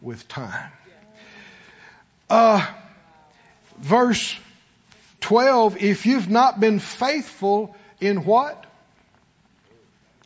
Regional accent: Mississippi, United States; moved away; we're from the country. We're from Mississippi

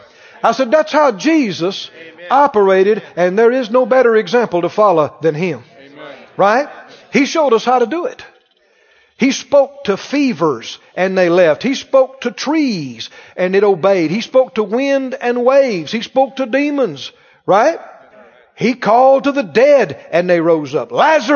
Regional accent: the South, United States; Growing up in the South, I heard this phrase, poor as Job's turkey.

